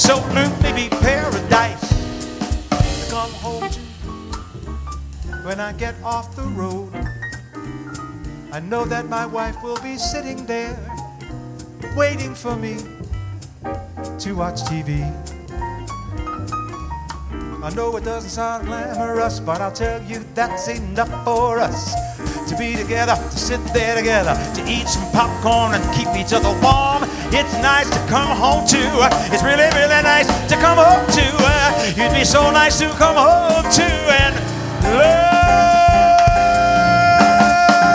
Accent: England, United Kingdom; now in Las Vegas, United States; I was born in England

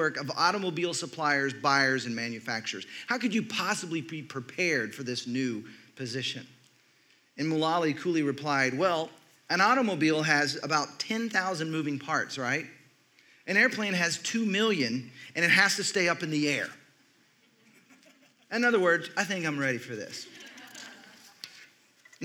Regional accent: Texas, United States; I grew up in Texas

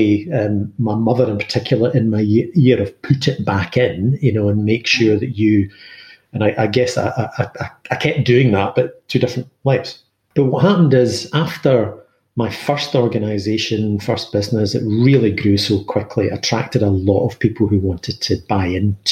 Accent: Glasgow, Scotland, United Kingdom; I was born in Glasgow, schooled in comprehensive school in Glasgow

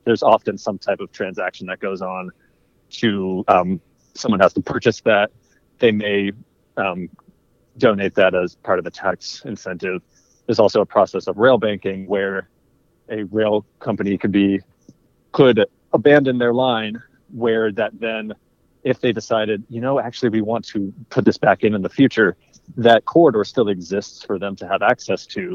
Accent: Maryland, United States; I grew up in Maryland most of my life

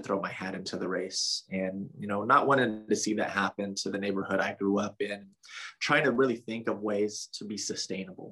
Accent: Fresno, California, United States; also born or lived in Berkeley; my old neighborhood where I grew up in District 4

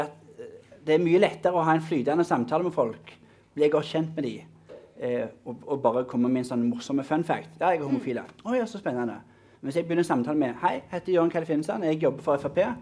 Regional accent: Mosterøy, Rogaland, Norway; jeg er fra Mosterøy.

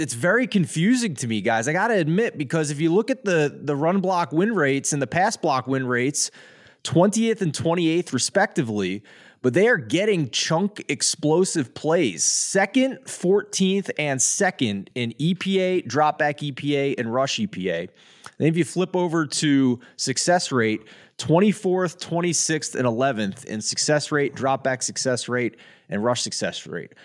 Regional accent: Philadelphia, Pennsylvania, United States; growing up in Philadelphia

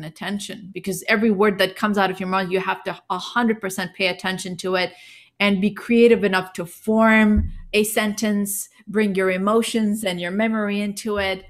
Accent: India; accent: a little bit of an accent; Well, we grew up in India.

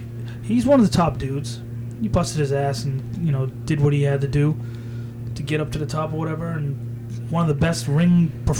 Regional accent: Waltham, Massachusetts, United States; Growing up in Waltham

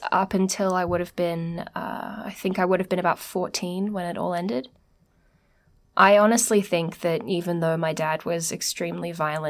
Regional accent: Sydney, New South Wales, Australia; We lived, I grew up in the Greater West, so it was a big deal to go to Parramatta, and we got dressed up and caught the train.

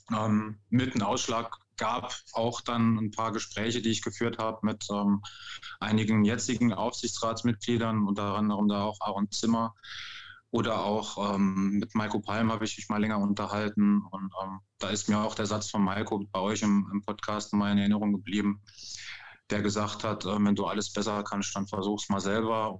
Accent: Grosbliederstroff, Grand Est, France; moved away; also born or lived in Saarbrücken; Ich bin in Saarbrücken geboren. Ähm, bin dann in Frankreich aufgewachsen, habe da 35 Jahre lang gelebt, direkt hinter der Grenze in Großbittersdorf

